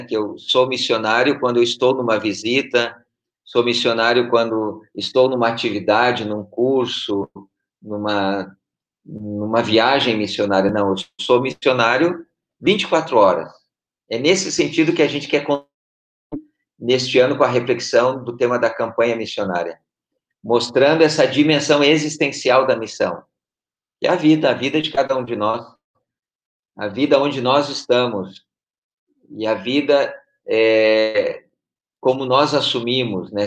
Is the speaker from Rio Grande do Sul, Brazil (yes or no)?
yes; Porto Alegre, Rio Grande do Sul, Brazil; moved away as an adult; now in Brasília, Brazil; eu sou da Arquidiocese de Porto Alegre, Rio Grande do Sul. Estou há quatro anos morando em Brasília